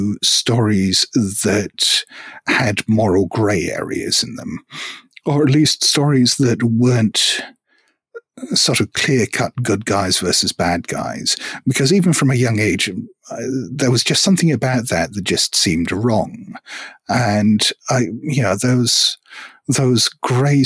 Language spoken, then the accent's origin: English; Hong Kong; I grew up in Hong Kong, and we didn't necessarily get access to as many books as people in the UK or US might have.